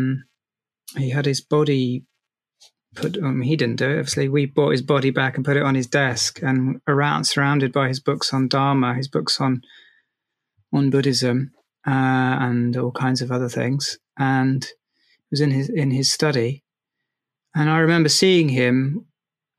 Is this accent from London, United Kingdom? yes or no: yes; London, United Kingdom; growing up in South London